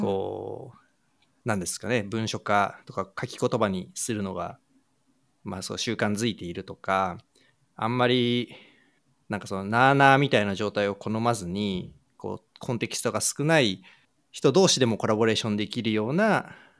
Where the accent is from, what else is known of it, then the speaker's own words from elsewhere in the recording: Japan; 日本で生まれ育って日本で教育を受けて日本で仕事をしてきたという前提に立つと私もそうですけれども